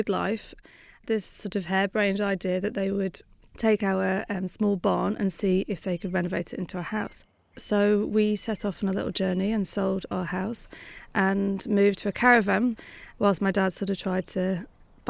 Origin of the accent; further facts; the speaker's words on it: Lancashire, North West England, United Kingdom; I grew up in Lancashire, which is northwest England, in a very small farming village